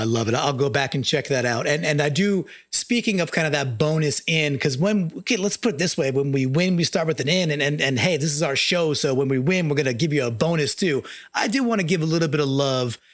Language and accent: English; Long Island, New York, United States; moved away; I'm from Long Island. I grew up surrounded by Jets fans.